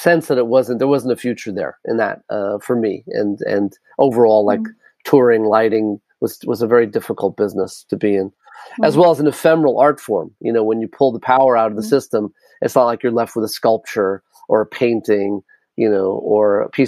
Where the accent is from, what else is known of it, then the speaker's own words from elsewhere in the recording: New York City, New York, United States; also born or lived in Long Island; my childhood when I grew up actually in New York in not an eco village but in a very urban jungle, concrete jungle of New York City and Manhattan and Long Island